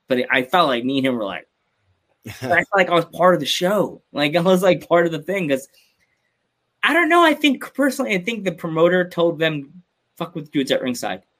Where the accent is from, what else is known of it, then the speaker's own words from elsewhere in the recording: United States; we're from America.